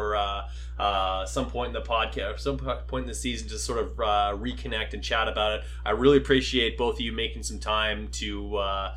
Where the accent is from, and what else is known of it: Canada